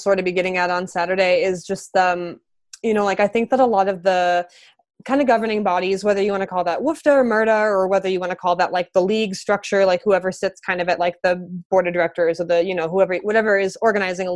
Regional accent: Midwest, United States; now in Los Angeles, United States; I'm from the Midwest, so like this doesn't look the same back home as it does out here now that I'm in Los Angeles

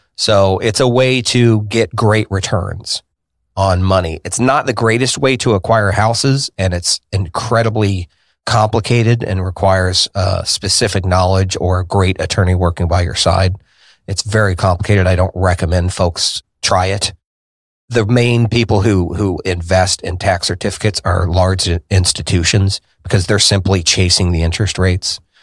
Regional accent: Indianapolis, Indiana, United States; I was born here in Indianapolis on the north side

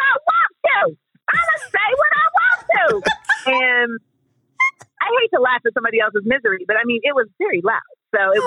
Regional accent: Orlando, Florida, United States; moved away; I grew up in Orlando

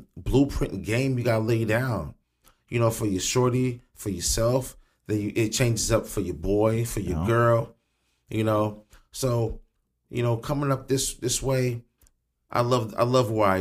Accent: Springfield, Illinois, United States; I grew up in the John Hay home area

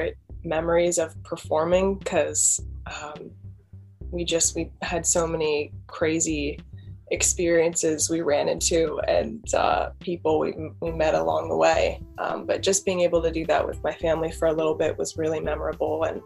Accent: Pennsylvania, United States; I'm in Pennsylvania, born and raised here. But yeah, that's where I'm from.

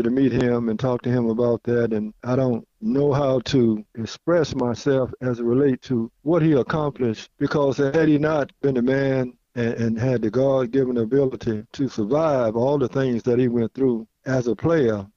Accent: Mobile, Alabama, United States; coming home here to Africa Town

